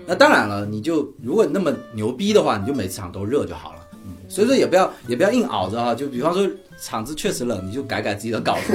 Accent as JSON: {"language": "Chinese", "town": "Fuzhou", "region": "Fujian", "country": "China", "said": "我们福州人"}